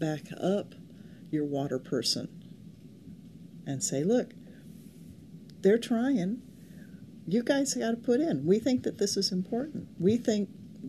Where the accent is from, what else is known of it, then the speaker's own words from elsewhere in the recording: California, United States; I grew up in California, and a place where we have less than 10 inches of rain a year